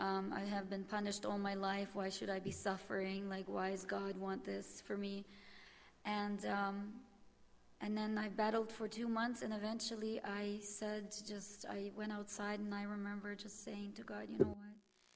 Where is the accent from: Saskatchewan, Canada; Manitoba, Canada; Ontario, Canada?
Manitoba, Canada; Winnipeg; Good morning. … I am from Winnipeg. I'm 32 years old.